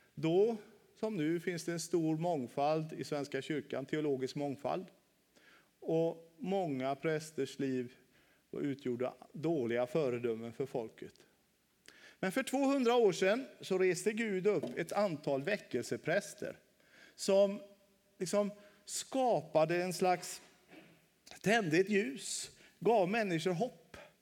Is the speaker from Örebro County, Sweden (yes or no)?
no; Västra Götaland, Sweden; moved away as an adult; also born or lived in Halmstad; Nu bor jag ute på min hemö, Kjell Knippa i Göteborgs skärgård